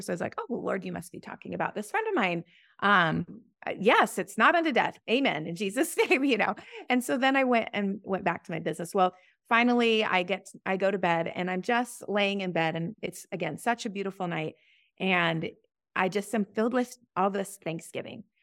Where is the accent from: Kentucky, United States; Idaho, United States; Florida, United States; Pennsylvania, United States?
Idaho, United States; Boise; I was blessed to grow up in a Christian home here in, um, uh, in Boise